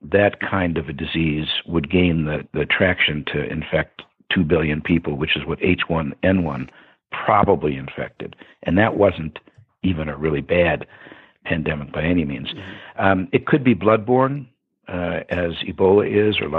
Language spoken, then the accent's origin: English; Detroit, Michigan, United States; I'm from Detroit, Michigan, or Detroit, as we used to say, and I grew up inside of 7 Mile Road